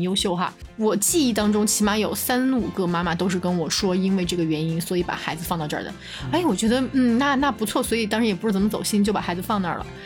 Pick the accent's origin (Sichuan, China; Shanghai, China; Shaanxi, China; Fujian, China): Sichuan, China; Chengdu; 我跟金静算是从小在成都长大